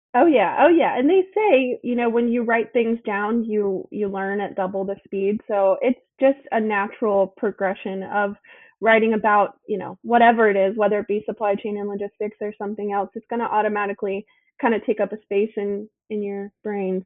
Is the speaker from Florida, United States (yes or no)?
no; Charleston, South Carolina, United States; I am born and raised here in Charleston, South Carolina.